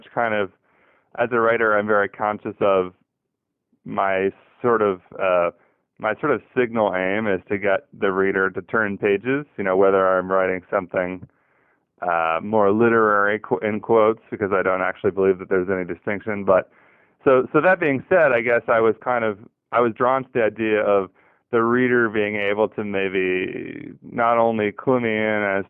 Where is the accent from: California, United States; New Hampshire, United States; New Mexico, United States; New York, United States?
California, United States; Southern; also born or lived in Texas / Northeast United States; now in New Orleans, United States; I grew up in Southern California